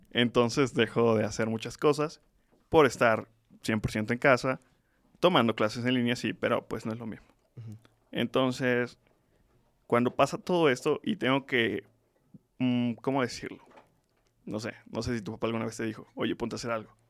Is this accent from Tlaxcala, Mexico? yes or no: yes; Tlaxcala, Mexico; Nací en Tlaxcala